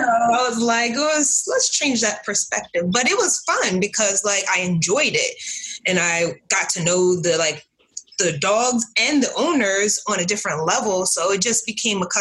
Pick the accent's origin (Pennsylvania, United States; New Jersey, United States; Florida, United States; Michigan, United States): New Jersey, United States; Newark; now in South Jersey, United States; born and raised in Newark, New Jersey